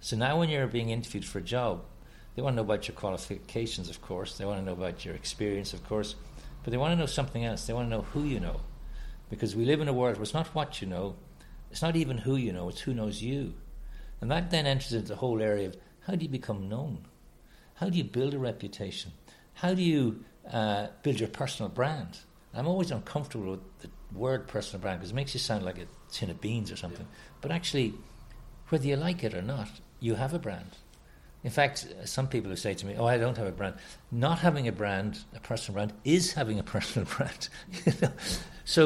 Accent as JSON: {"language": "English", "country": "Ireland"}